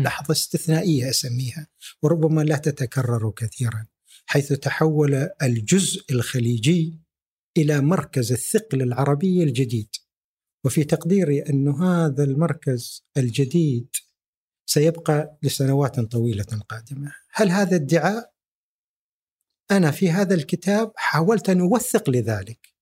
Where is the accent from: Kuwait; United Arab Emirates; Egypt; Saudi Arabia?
United Arab Emirates; انا اكاديمي اماراتي